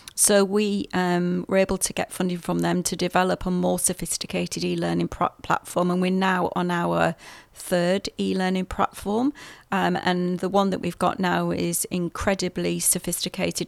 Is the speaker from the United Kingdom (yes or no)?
yes; England, United Kingdom; moved away as an adult; now in New Zealand; You'll hear from my accent. I'm from the U K originally.